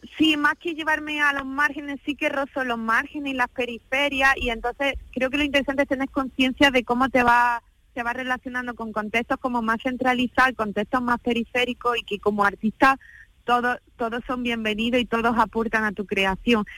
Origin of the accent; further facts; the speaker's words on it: Úbeda, Andalusia, Spain; en Úbeda, que es mi ciudad, que es mi territorio, que es mi tierra